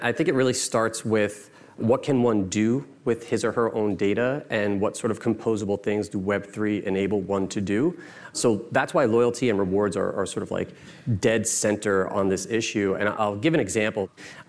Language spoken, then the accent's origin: English; New York, United States; born and raised in New York, educated in New York, have run businesses in New York, continue to live here.